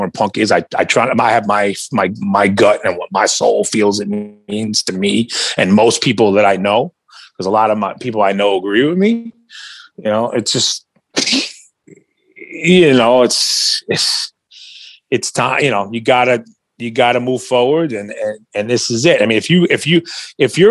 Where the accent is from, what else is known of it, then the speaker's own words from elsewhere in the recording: New York, United States; I grew up in New York